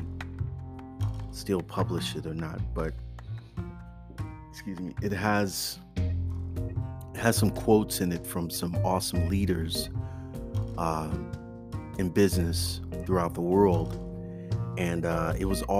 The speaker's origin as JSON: {"language": "English", "town": "Oakland", "region": "California", "country": "United States", "tie": "born or raised there", "said": "growing up in Oakland with all the shootings"}